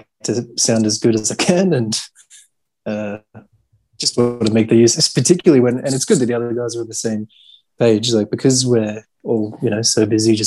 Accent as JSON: {"language": "English", "town": "Melbourne", "region": "Victoria", "country": "Australia", "tie": "born or raised there", "said": "I grew up in Melbourne"}